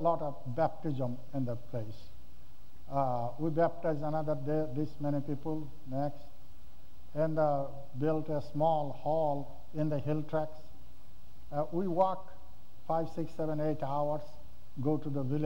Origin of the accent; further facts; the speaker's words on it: Bangladesh; This is my hometown church